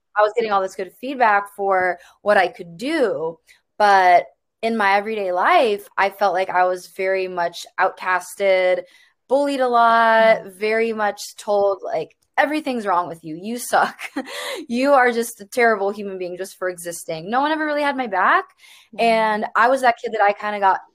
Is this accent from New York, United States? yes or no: no; Chicago, Illinois, United States; I grew up in the suburbs of Chicago